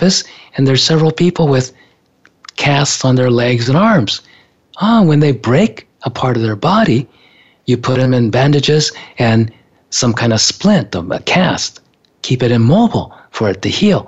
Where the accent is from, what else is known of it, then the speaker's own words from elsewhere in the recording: Japan; I was born in Japan